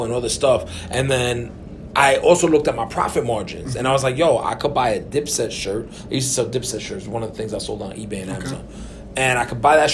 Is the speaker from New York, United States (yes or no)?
yes; New York City, New York, United States; also born or lived in Puerto Rico; We grew up in New York